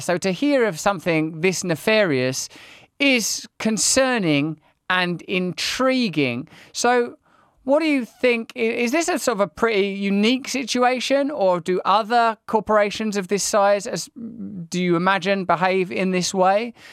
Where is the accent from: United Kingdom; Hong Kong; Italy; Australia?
United Kingdom; being British